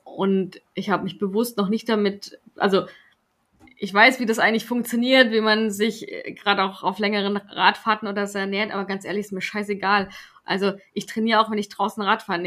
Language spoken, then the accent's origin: German; Swabia, Germany; ich bin Schwabe